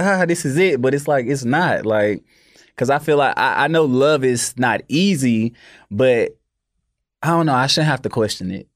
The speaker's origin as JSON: {"language": "English", "town": "Memphis", "region": "Tennessee", "country": "United States", "tie": "born or raised there", "said": "I am from North Memphis"}